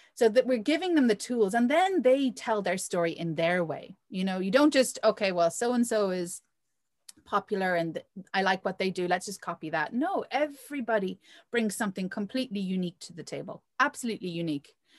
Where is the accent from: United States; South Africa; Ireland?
Ireland; also born or lived in Provence, France; now in France; I grew up in Ireland